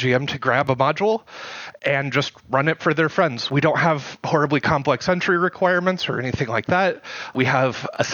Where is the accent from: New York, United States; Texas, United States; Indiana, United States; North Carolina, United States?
Indiana, United States; Indianapolis; I am from Indianapolis, Indiana